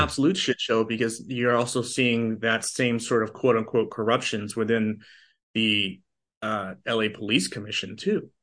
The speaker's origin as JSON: {"language": "English", "area": "outside of Boston", "region": "Massachusetts", "country": "United States", "tie": "born or raised there", "also_born_or_lived": "Los Angeles", "moved": "as an adult", "said": "I'm a transplant from Boston. Uh, so I grew up, uh, in a, in a city just outside of Boston."}